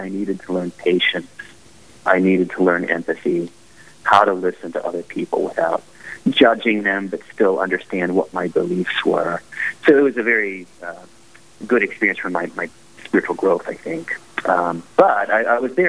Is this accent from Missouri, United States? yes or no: yes; St. Louis, Missouri, United States; also born or lived in Tulsa, Oklahoma; I'm from St. Louis. I was born here into a Pentecostal family, or a sort of a charismatic a family, and I grew up